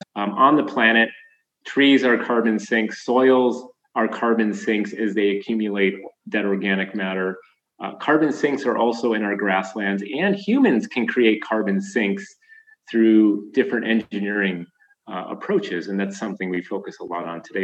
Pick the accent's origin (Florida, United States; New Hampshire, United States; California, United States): California, United States; moved away as an adult; now in Finger Lakes, United States; my home state of California